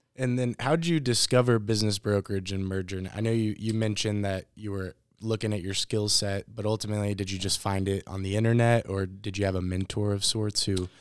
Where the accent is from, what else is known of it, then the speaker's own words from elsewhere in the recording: Louisville, Kentucky, United States; we're all Louisville natives